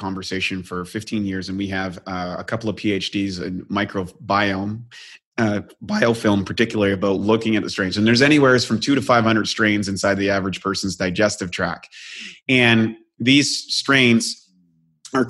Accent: New Brunswick, Canada; now in Venice Beach, United States; I'm from Canada

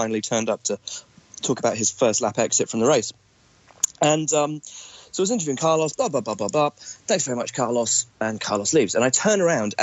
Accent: England, United Kingdom; as an Englishman

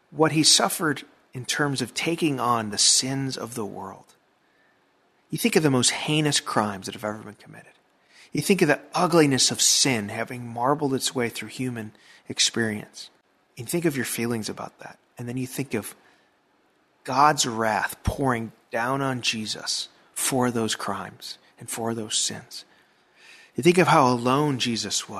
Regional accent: Chicago, Illinois, United States; moved away; I'm from the Chicago area

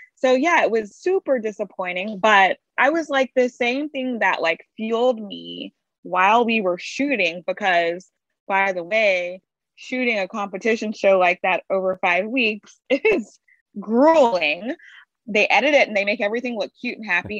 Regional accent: Baton Rouge, Louisiana, United States; I'm from Baton Rouge, Louisiana, and there's a very strong food tradition and baking tradition there

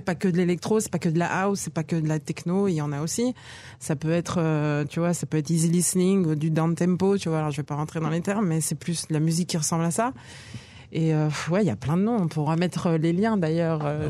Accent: France; moved away as an adult; now in Israel; je suis né en France, j'ai grandi en France, je suis arrivée à 22 ans

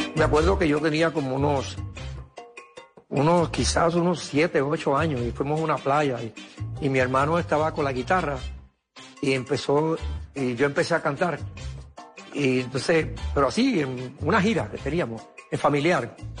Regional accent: Caguas, Puerto Rico; yo me crié en Cagua, y al lado estaba Burao, pueblo

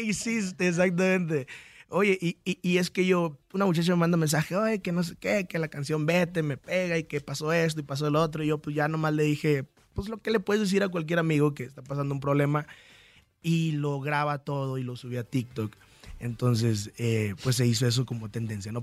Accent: Apatzingán, Michoacán, Mexico; soy originario de Patzingán, Michoacán

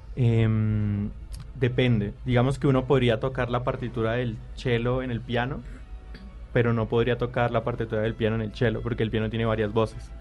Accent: Cali, Valle del Cauca, Colombia; also born or lived in Manzanares, Caldas; yo nací en Manzanares, en Caldas, pero eh, nos fuimos con mi familia para Cali cuando yo tenía dos años. Entonces yo me crié en Cali realmente

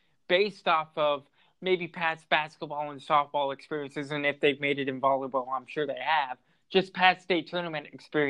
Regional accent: Lynnville-Sully school district, Iowa, United States; also born or lived in Montezuma, Iowa; now in La Crosse, United States; I grew up in the Limbo Sully school district, even though I was open enrolled at Montezuma. I did live in the Limbo Sully school district as a kid.

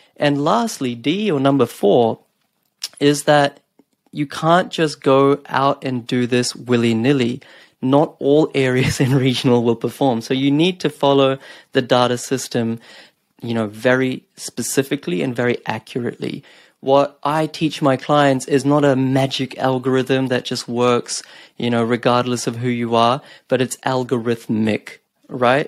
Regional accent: Napier, Hawke's Bay, New Zealand; now in Australia; even the smallest towns like Napier, where I grew up

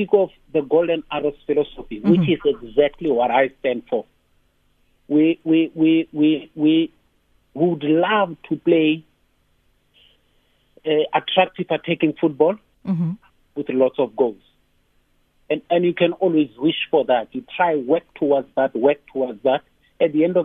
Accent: Free State, South Africa; also born or lived in Kroonstad; I was born and bred in the Free State in 1967

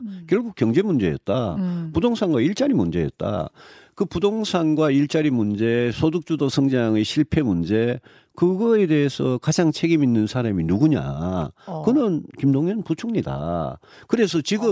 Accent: Daegu, South Korea; 저는 어. 대구에서 태어나고 대구에서

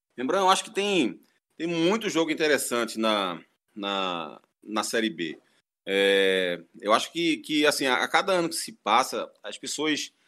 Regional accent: Northeast Region, Brazil; como nordestino

